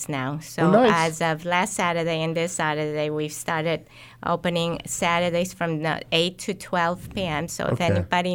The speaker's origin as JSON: {"language": "English", "town": "Utica", "region": "New York", "country": "United States", "said": "I'm from the Utica area"}